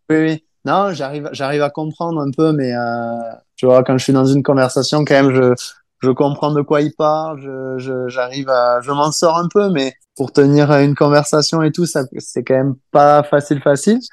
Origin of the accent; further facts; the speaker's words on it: France; moved away; chez nous en France